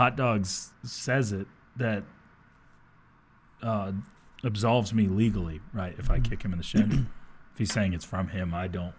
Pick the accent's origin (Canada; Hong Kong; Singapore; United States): United States; Dumas, Texas; Because growing up in Dumas, Texas, a.k.a. Little Mexico, we had a ton of Longhorn fans.